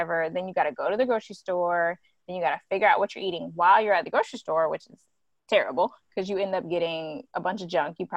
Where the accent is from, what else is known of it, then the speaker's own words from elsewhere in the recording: South Carolina, United States; now in Georgia, United States; I'm from South Carolina. I'm in Georgia right now